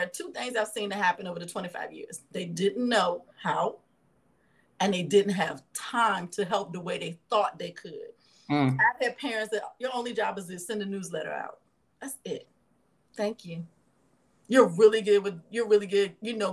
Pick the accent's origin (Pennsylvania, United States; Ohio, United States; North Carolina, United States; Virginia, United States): Virginia, United States; Lawrenceville; now in Memphis, United States; So I grew up in Lawrenceville, Virginia